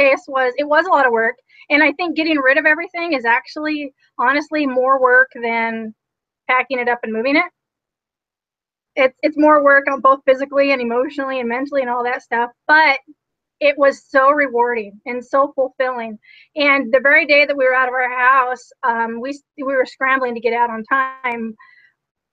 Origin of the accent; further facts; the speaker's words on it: Utah, United States; I am originally from Utah